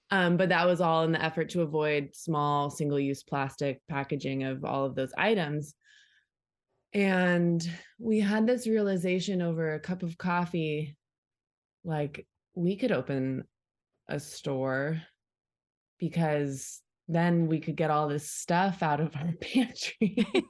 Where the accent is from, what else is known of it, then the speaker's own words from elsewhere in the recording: Orange County, California, United States; I grew up in Orange County, so this is kind of where I come from